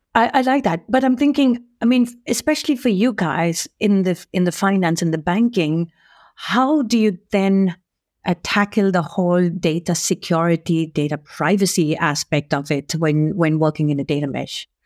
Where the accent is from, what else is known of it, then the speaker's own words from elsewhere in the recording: India; now in Sweden; I'm also Indian